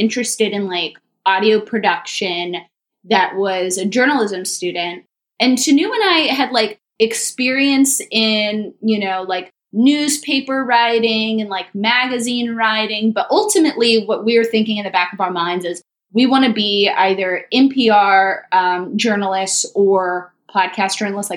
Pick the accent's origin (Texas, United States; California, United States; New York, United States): Texas, United States; Austin; I'm actually from Austin